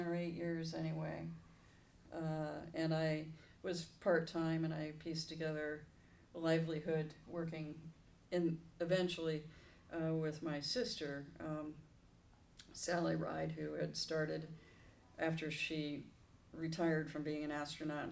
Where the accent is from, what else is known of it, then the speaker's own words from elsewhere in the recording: Los Angeles, California, United States; I am a native Southern Californian, born in Hollywood Presbyterian Hospital